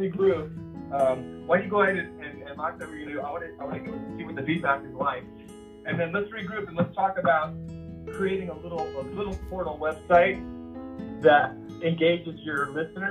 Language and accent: English; Huntington Beach, California, United States; I grew up in Huntington Beach